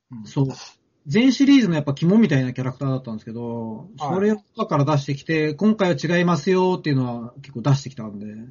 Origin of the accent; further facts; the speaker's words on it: Tokyo, Japan; 僕はあの、まあ、東京生まれ東京育ち